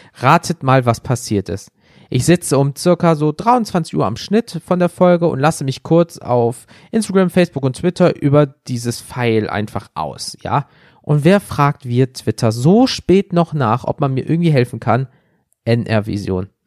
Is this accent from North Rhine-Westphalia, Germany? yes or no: yes; Wuppertal, North Rhine-Westphalia, Germany; bei uns in Wuppertal